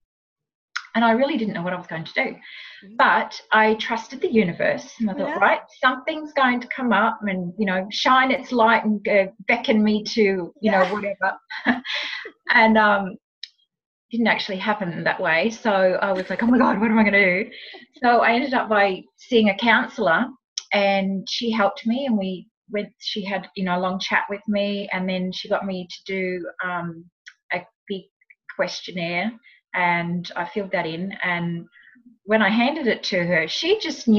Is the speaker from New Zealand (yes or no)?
yes; New Zealand; moved away as an adult; also born or lived in Sydney, Australia / Los Angeles, United States; now in Tweed Heads, Australia; I was actually born and raised in New Zealand, but I moved to Australia as a very young adult